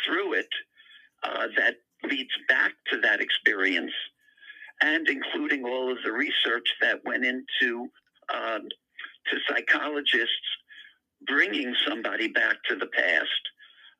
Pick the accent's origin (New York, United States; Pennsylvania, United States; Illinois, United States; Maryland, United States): New York, United States; New York City; the area in which I grew up in Queens, New York